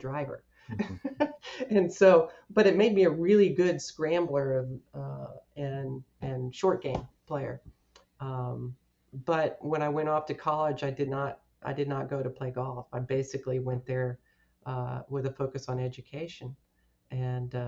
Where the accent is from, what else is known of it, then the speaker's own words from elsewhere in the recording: Houston, Texas, United States; moved away as an adult; now in Keswick, Virginia, United States; I grew up in Houston, Texas